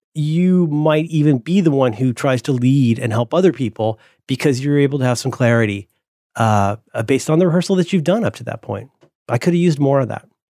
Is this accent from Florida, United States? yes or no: yes; Central Florida, United States; I grew up in Central Florida